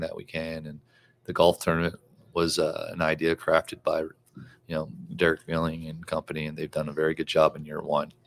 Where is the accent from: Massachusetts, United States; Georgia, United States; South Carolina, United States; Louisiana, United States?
Louisiana, United States; now in Texas, United States; I grew up in Louisiana